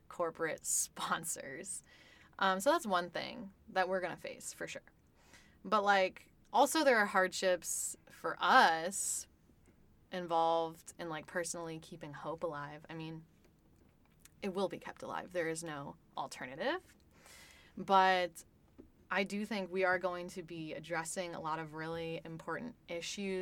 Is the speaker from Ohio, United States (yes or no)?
yes; outside of Cleveland, Ohio, United States; now in Columbus, United States; I grew up in Ohio outside of Cleveland as a child of immigrants